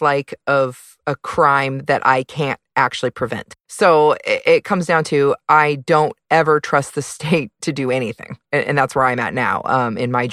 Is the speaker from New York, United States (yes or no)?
no; Seattle, Washington, United States; I'm from the Seattle area, so it's rainy all the time. We're used to it